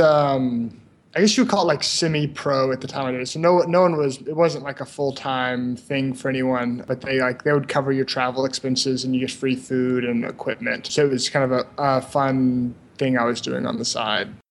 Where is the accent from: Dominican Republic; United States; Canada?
United States; Memphis, Tennessee; moved away as an adult; also born or lived in Brazil; I'm from Memphis, Tennessee, which is kind of a small to medium sized city in the southeastern U.S.